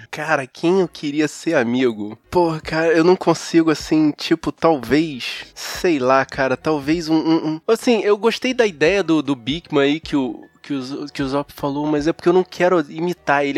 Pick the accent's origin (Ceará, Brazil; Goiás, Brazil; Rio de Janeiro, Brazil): Rio de Janeiro, Brazil; como carioca, para todo lugar que eu vou, eu levo o calor do Rio de Janeiro